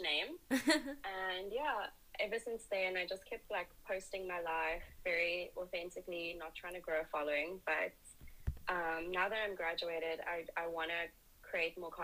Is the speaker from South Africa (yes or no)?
yes; Durban, KwaZulu-Natal, South Africa; moved away as an adult; now in Cape Town, South Africa; So my hometown is Durban